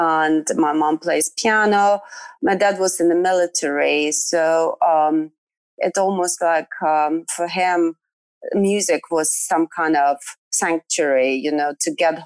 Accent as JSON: {"language": "English", "region": "Western Ukraine", "country": "Ukraine", "tie": "born or raised there", "also_born_or_lived": "Poland", "moved": "as an adult", "said": "I grew up in Ukraine and actually in Western Ukraine, and traveled quite a lot with my parents. And then moved to Poland when I was 18"}